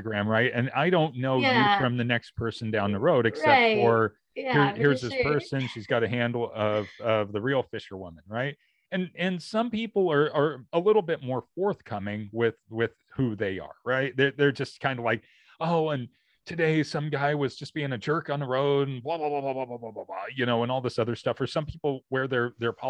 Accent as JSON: {"language": "English", "region": "Oregon", "country": "United States", "tie": "born or raised there", "said": "where I grew up here in Oregon"}